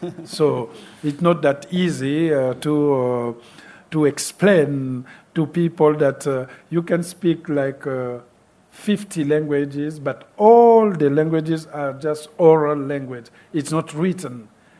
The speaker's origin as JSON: {"language": "English", "country": "Republic of the Congo", "also_born_or_lived": "France", "second_language": "English", "moved": "yes"}